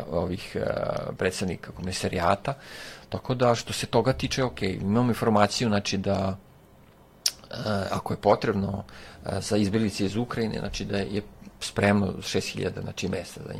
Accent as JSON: {"language": "Croatian", "country": "Serbia", "said": "radimo baš kod nas u Srbiji"}